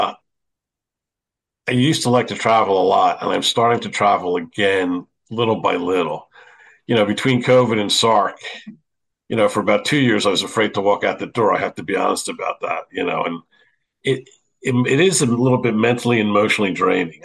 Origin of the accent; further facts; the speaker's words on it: Philadelphia, Pennsylvania, United States; growing up in Philadelphia, I mean, we played basketball every day